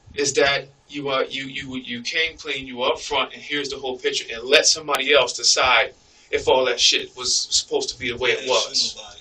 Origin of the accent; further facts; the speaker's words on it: Philadelphia, Pennsylvania, United States; I've been stabbed growing up in Philly